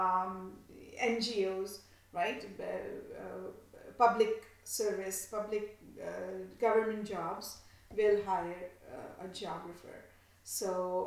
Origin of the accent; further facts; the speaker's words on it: India; growing up in India